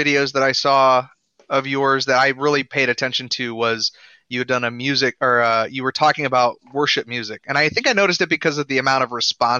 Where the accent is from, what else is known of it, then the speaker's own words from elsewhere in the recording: Cleveland, Ohio, United States; also born or lived in Westerville; now in Missouri, United States; I was born in Columbus in {S0} Okay. {S1} Westerville, actually. And then I grew up Cleveland area, and now I'm in Missouri, which I like.